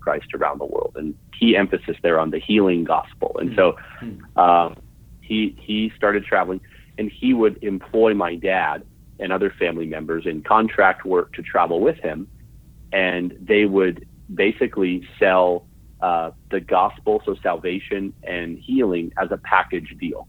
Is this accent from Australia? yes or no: no; Vancouver, British Columbia, Canada; also born or lived in Orlando, Florida; I was born in Orlando, Florida in 1984. I'm 35 years old. And 2 years after being born in Orlando, my parents moved to Vancouver, British Columbia, where I grew up.